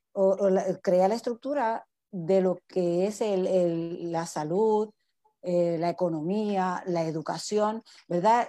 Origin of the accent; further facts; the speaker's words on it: Guayanilla, Puerto Rico; yo soy candidata para la legislatura municipal de nuestro pueblo. Eh, estoy aquí para, para, para, trabajar por mi pueblo